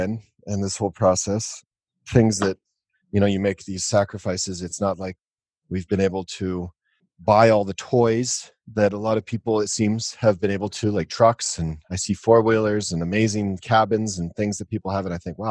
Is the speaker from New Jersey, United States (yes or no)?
no; Denver, Colorado, United States; I grew up in Denver, Colorado